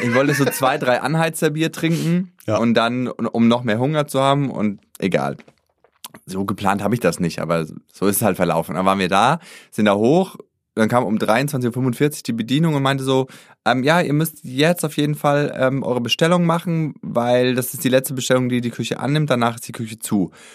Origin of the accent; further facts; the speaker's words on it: Germany; ich komme aus Deutschland